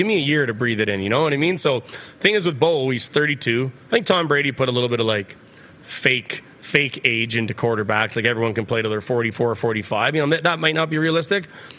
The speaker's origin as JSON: {"language": "English", "town": "Regina", "region": "Saskatchewan", "country": "Canada", "tie": "born or raised there", "moved": "as an adult", "lives_now": "Calgary, Canada", "said": "growing up in Regina"}